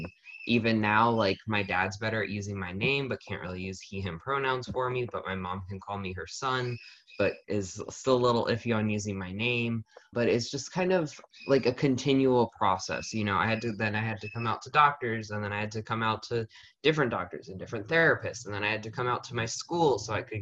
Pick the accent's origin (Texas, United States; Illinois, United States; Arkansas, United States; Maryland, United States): Maryland, United States; Frederick; now in Lancaster, United States; I'm from Frederick, Maryland